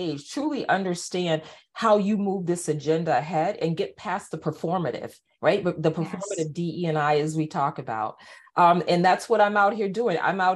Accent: East Coast, United States; moved away as an adult; also born or lived in Cedar Rapids, Iowa; I'm from the East Coast

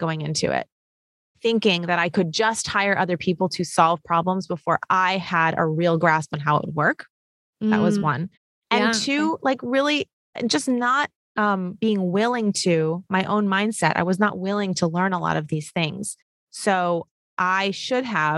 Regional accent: New York City, New York, United States; I'm born and raised in New York City

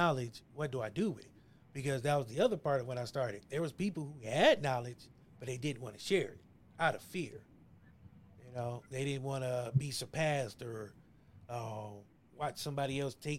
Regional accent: Ohio, United States; I'm from Ohio

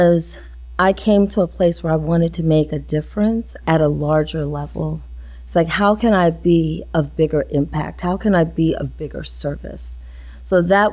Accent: Pennsylvania, United States; moved away as an adult; also born or lived in Washington, D.C.; growing up in Pennsylvania

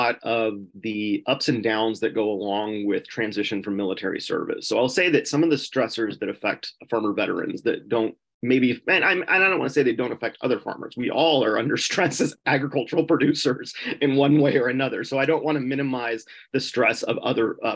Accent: Southern California, United States; also born or lived in Upper Peninsula of Michigan; now in Michigan, United States; I worked on farms growing up in Southern California

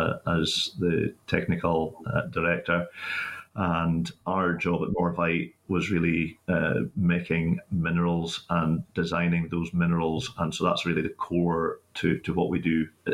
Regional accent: Northern Ireland, United Kingdom; moved away as an adult; also born or lived in Aberdeen; now in North East Scotland, United Kingdom; I am also from Northern Ireland originally. Lowland beef and sheep farm on the north coast near the causeway, and I came across to do my postgrad degree in Aberdeen nearly 30 years ago, and I've been based in the northeast of Scotland

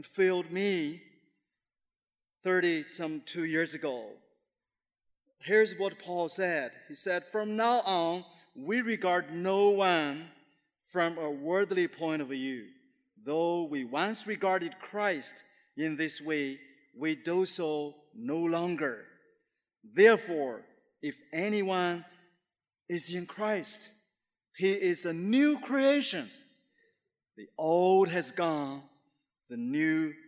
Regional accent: Shandong, China; moved away; he's from my hometown area, we're Shandongese

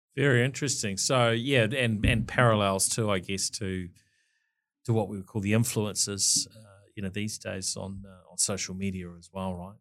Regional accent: Dunedin, Otago, New Zealand; moved away as an adult; now in Auckland, New Zealand; I was born in Dunedin in Queen Mary Hospital

